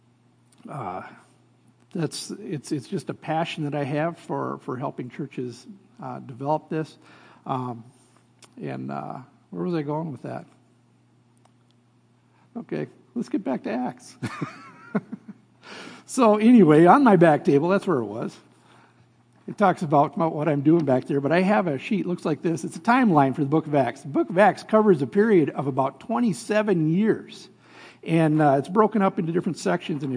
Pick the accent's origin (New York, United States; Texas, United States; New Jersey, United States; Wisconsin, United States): Wisconsin, United States; Shawano; I come from Shawnee, Wisconsin, just about 35 miles from that big church, Lambeau Field